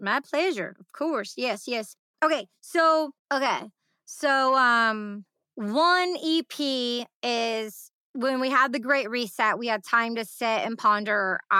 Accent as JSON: {"language": "English", "town": "Detroit", "region": "Michigan", "country": "United States", "tie": "born or raised there", "said": "I grew up in the Detroit electronic music underground scene"}